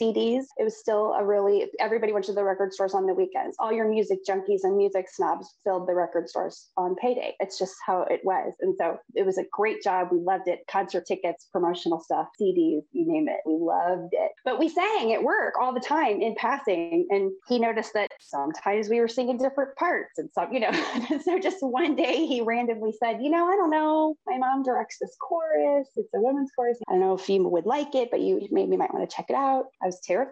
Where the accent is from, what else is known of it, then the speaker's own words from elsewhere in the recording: St. Louis, Missouri, United States; moved away as an adult; now in Florida, United States; I'm from St. Louis, Missouri